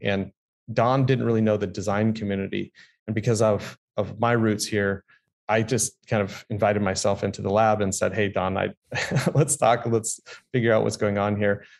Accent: San Diego, California, United States; I grew up here in San Diego

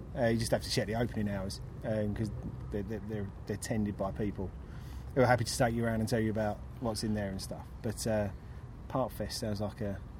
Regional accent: London, United Kingdom; born or raised there

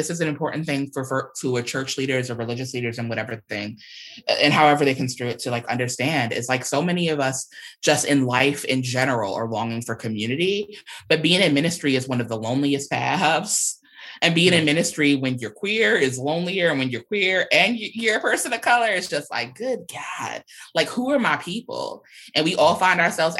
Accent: New York, United States; I'm a New Yorker whose family comes from the South and from the Caribbean.

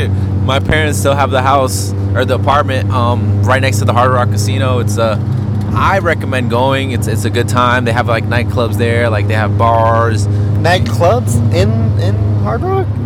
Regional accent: Hollywood, Florida, United States; I'm from Hollywood, Florida.

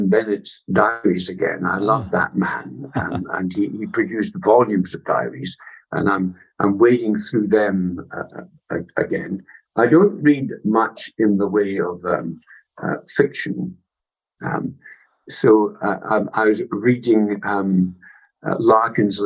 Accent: Scotland, United Kingdom; also born or lived in Massachusetts / Oxford; I was away from Scotland for 6 years

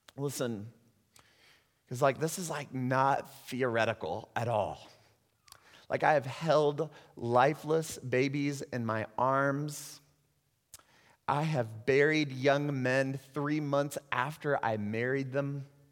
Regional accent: United States; moved away; also born or lived in Puerto Rico; As American Christians

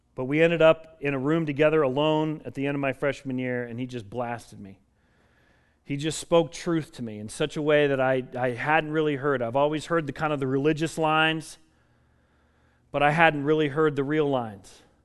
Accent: Colorado, United States; I grew up in Colorado

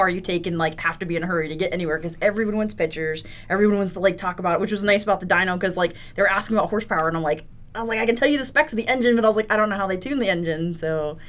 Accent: the South, United States; kind of growing up in the South, everyone's like, oh, they're your new best friend if you have a car

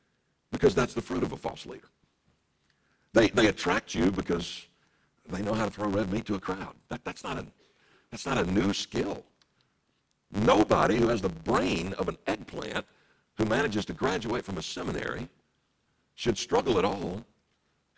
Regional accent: Deep South, United States; I grew up in the Deep South

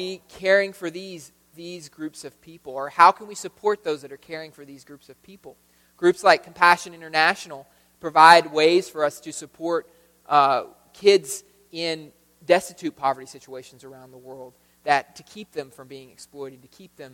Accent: United States; in America, just by being American

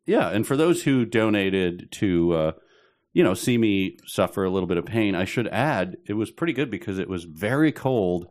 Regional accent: Chicago, Illinois, United States; I'm from Chicago

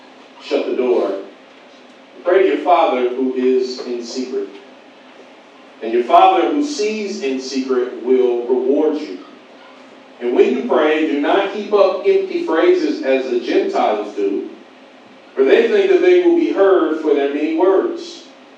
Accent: Pasadena, California, United States; also born or lived in Atlanta, Georgia; now in Los Angeles, United States; I am originally, though, from Pasadena.

